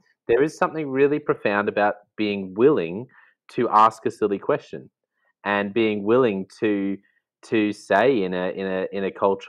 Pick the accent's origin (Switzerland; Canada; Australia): Australia; as an Australian